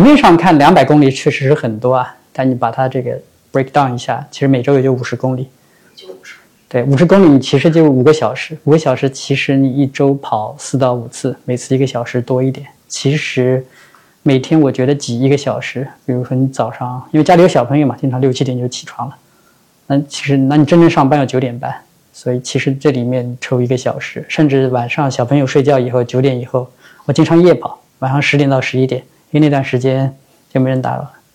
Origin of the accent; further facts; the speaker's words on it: Chongming Island, Shanghai, China; 因为我在农村长大， 我家在上海的崇明岛，那个岛嘛， 岛上就啥都没有，它就是空旷的农田